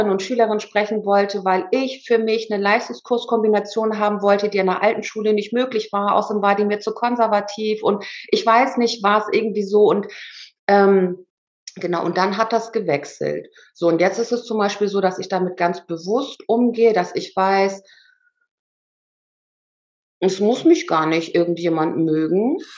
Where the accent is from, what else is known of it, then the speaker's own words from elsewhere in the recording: Germany; born there; ich war ja auch gar keine Ausländerin, ich bin ja in Deutschland geboren